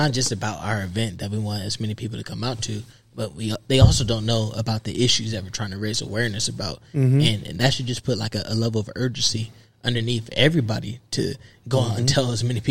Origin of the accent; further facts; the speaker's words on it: Columbus, Ohio, United States; I'm born and raised in Columbus, and I'm really plugged in here in Columbus